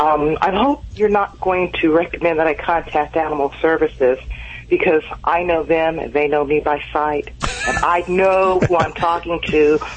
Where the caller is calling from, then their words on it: Los Angeles, California, United States; Los Angeles.